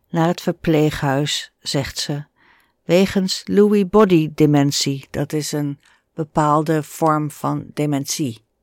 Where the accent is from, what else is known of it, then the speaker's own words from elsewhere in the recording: Germany; Dutch is a second language; now in Netherlands; Als Nederlanders horen dat ik uit Duitsland kom, spreken ze meestal Engels met mij. En mijn Nederlands is nog niet zo goed